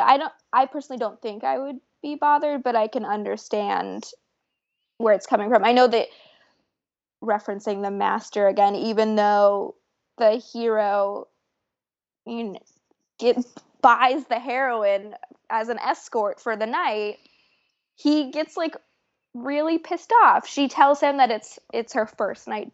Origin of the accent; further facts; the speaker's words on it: Florida, United States; I grew up in Florida